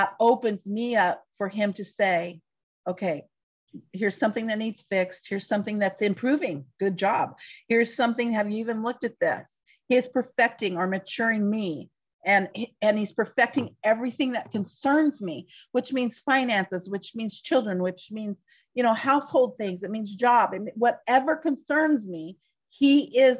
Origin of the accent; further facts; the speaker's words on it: United States; I'm just speaking as an American Christian, part of us as American Christians